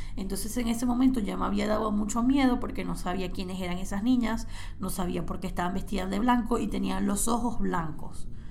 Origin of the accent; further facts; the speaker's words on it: Cabimas, Zulia, Venezuela; Yo crecí en una casa en Venezuela, en Cabimas, en el estado Zulia